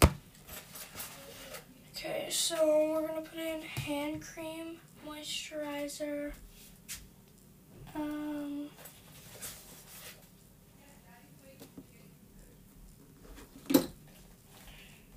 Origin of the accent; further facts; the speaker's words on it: Canada; I'm from Canada